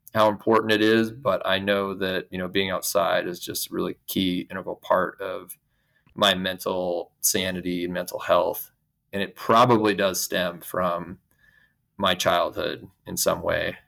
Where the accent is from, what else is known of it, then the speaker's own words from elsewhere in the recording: Idaho, United States; I grew up here in Idaho, where I'm still based